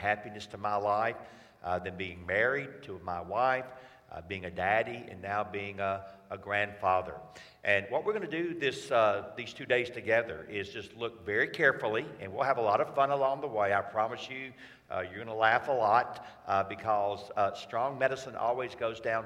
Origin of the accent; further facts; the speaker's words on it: Atlanta, Georgia, United States; I'm from Atlanta, Georgia